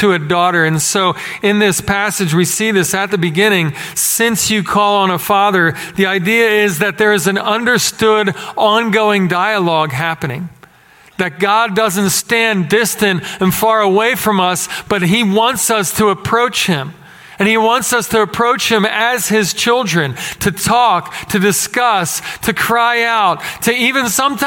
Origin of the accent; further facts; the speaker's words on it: Philadelphia, Pennsylvania, United States; moved away as an adult; now in Texas, United States; growing up in Philadelphia. Coming here, same thing. Resident alien. And I've been here for 16 years in this town